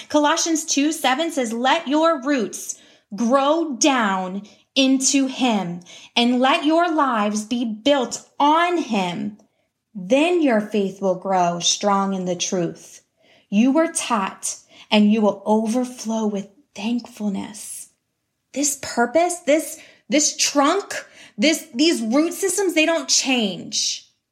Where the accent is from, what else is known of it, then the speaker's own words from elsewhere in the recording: Pittsburgh, Pennsylvania, United States; I'm from Pennsylvania, um, Pittsburgh, Pennsylvania.